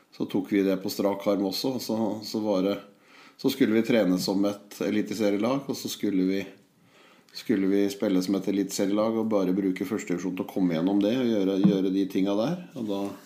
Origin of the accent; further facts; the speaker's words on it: Holmestrand, Vestfold, Norway; moved away; also born or lived in Hamar; Jeg er født og vokst i Holmestrand